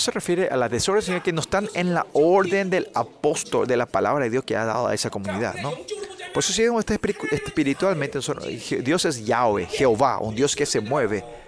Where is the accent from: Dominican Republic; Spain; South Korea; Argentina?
South Korea; porque somos coreanos